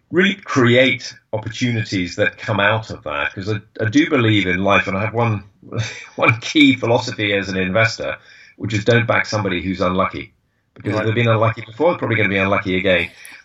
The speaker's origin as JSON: {"language": "English", "region": "England", "country": "United Kingdom", "said": "I lived in Boston, which is an easy place to live as an Englishman."}